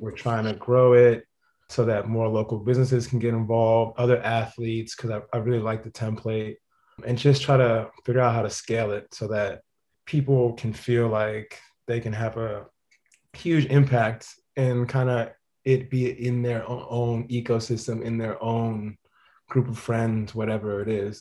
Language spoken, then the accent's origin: English; Boston, Massachusetts, United States; I was born in Boston